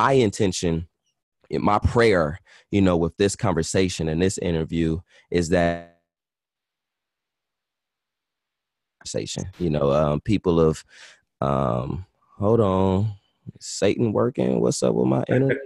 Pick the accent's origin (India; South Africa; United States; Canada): United States; Los Angeles, California; I'm from LA, born and raised, South Central